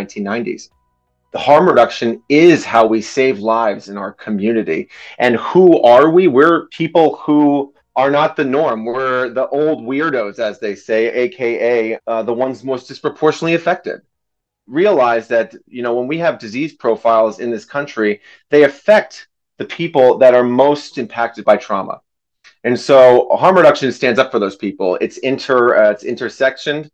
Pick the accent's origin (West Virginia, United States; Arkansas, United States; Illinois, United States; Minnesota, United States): Minnesota, United States; Grand Rapids; as well as a 988 suicide de-escalator in my hometown of Grand Rapids, Minnesota